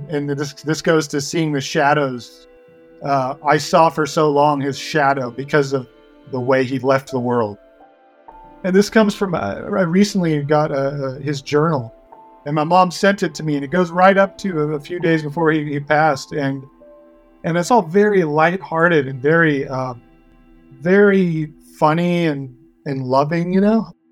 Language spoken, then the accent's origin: English; Paso Robles, California, United States; I grew up in Paso Robles